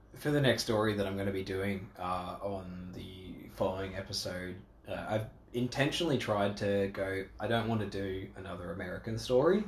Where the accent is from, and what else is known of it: Australia